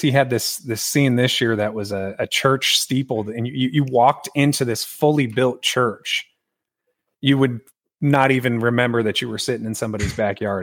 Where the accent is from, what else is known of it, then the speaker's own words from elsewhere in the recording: San Diego, California, United States; moved away as an adult; now in Texas, United States; born and raised in San Diego